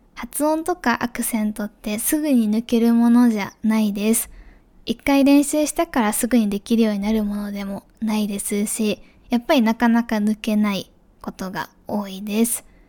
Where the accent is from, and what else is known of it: Japan; moved away; also born or lived in Germany